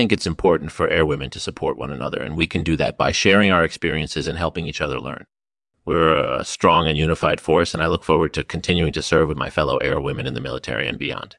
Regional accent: Iowa, United States; I was born and raised in Iowa

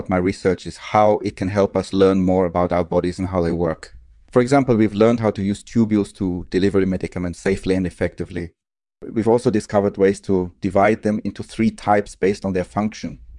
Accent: Switzerland; I was born and raised in Switzerland, and I obtained my medical degree from the University of Zurich.

